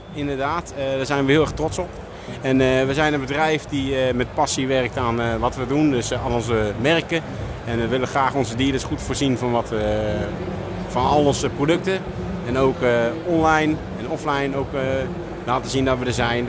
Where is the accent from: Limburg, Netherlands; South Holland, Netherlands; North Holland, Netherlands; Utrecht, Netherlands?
Utrecht, Netherlands; Veenendaal; ik kom zelf uit Veenendaal